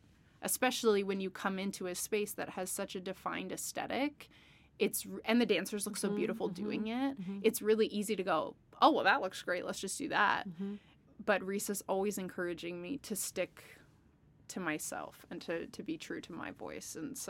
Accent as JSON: {"language": "English", "region": "British Columbia", "country": "Canada", "tie": "born or raised there", "said": "And growing up outside of Victoria, I got to see a lot, especially for a place that can be, it's an island, it's in Canada."}